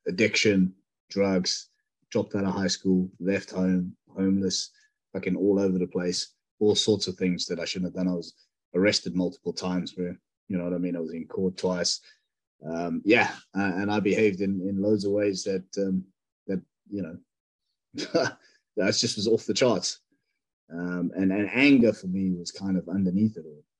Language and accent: English; South Africa; now in United Kingdom; growing up in South Africa